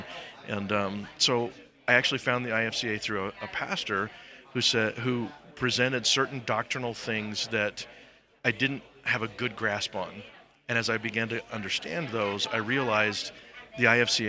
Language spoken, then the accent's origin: English; Iowa, United States; moved away as an adult; now in St. Louis, United States; I grew up in Iowa and pastored a couple of churches there